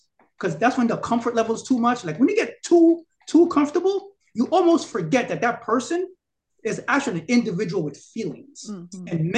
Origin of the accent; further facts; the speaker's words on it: New York City, New York, United States; I'm from Brooklyn. You know how I behave. You know how I talk